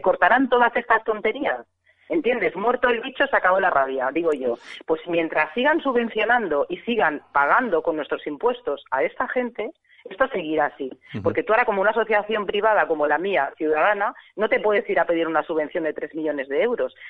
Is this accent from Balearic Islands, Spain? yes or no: no; Catalonia, Spain; now in Mallorca, Spain; como catalana de nacimiento mallorquina de adopción